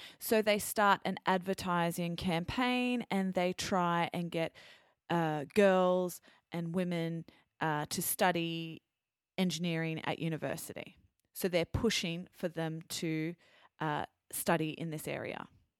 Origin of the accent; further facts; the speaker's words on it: Australia; first language English; also born or lived in France; growing up in Australia, our cuisine is influenced by the Italians